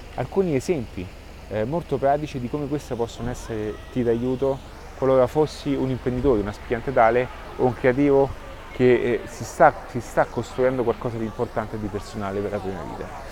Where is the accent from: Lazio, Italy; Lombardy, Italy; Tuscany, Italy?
Lazio, Italy; Rome; io sono di Roma